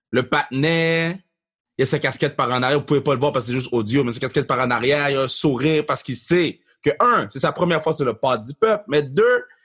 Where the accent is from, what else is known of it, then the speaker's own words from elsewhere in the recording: Laval, Quebec, Canada; also born or lived in Montreal; moi, je viens de Laval.